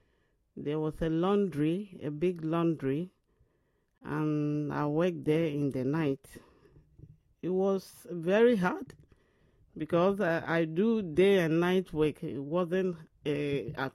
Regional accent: Ashanti, Ghana; moved away as an adult; also born or lived in London; now in England; I am a Ghanaian. I'm from Ashanti region

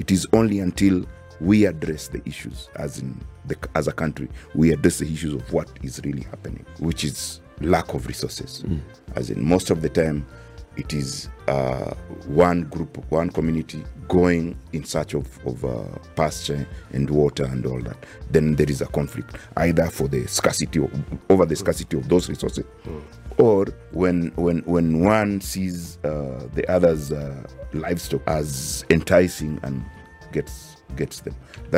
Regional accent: Busia, Busia County, Kenya; by the way, I come from Busia, so I've also lived partly in that insecurity.

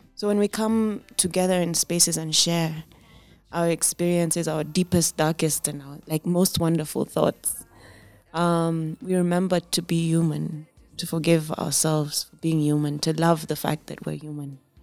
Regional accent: Kenya; I've never felt I was anything but Kenyan. And Kenyans come in all sorts. We too are Kenya.

